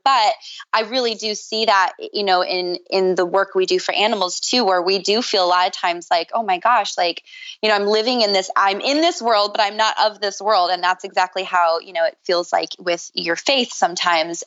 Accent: Minnesota, United States; now in Venice, California, United States; I grew up in Minnesota

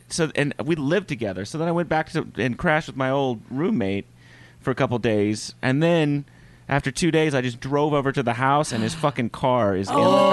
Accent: Oklahoma, United States

